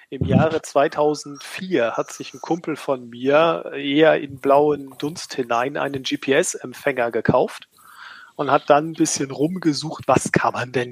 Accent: Schleswig-Holstein, Germany; Ich bin ein Schleswig-Holsteiner.

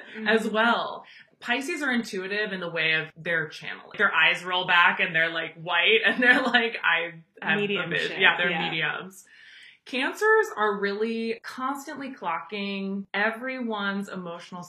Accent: Chicago, Illinois, United States; I grew up in Chicago during the Bulls dynasty

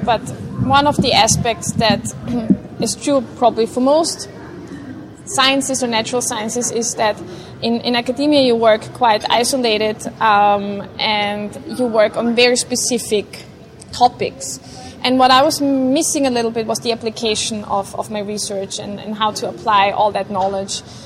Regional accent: Vienna, Austria; I grew up in uh, Vienna, Austria

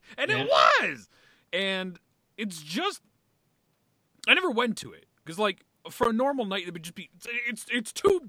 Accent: Pennsylvania, United States; My home state of PA!

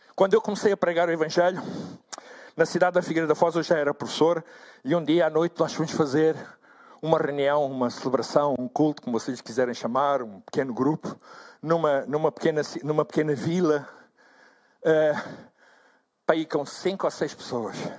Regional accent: Angola; moved away as an adult; now in Portugal; Eu sou natural de Angola

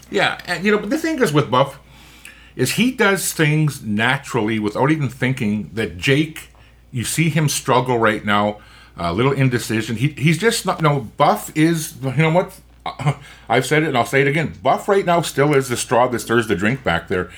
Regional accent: Winnipeg, Manitoba, Canada; I grew up in East Kildonan, and I lived on Dunrobin Avenue

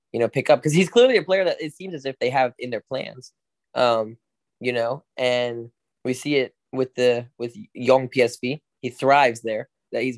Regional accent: United States; I just happen to have a U.S. passport because I was born here

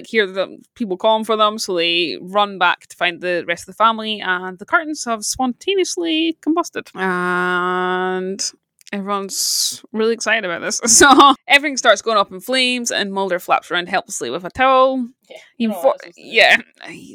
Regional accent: Scotland, United Kingdom; as a Scottish person

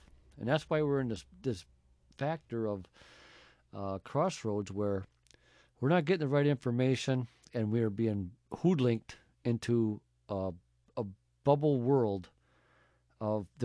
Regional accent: United States; we're American people

